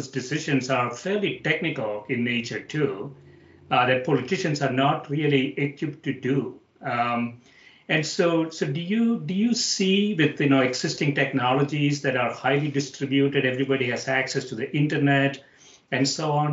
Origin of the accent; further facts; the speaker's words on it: India; moved away; when I was growing up in India